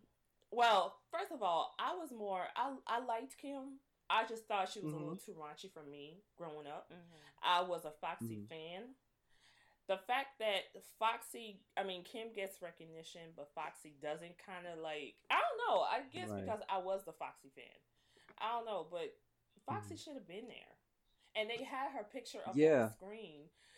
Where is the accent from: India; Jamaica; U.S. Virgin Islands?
U.S. Virgin Islands; I grew up in the Virgin Islands, and I know more … than this dude.